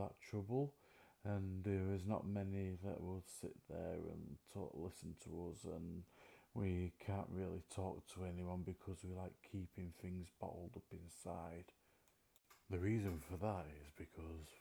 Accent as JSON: {"language": "English", "town": "Manchester", "region": "North West England", "country": "United Kingdom", "said": "I'm from Manchester, England"}